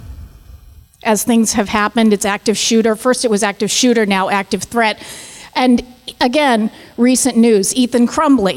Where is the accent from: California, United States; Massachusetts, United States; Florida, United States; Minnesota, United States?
Massachusetts, United States; Boston; moved away as an adult; now in New York City, United States; I'm going to apologize in advance for my accent. I grew up in Boston, and I've been in New York City for 4 years